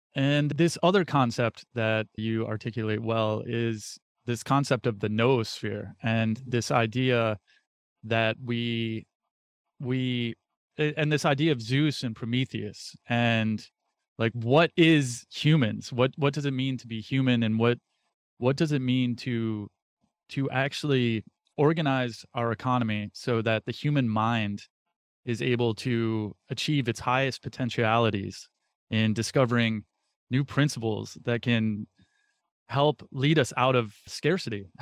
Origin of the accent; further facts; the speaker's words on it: United States; being an American, born into this country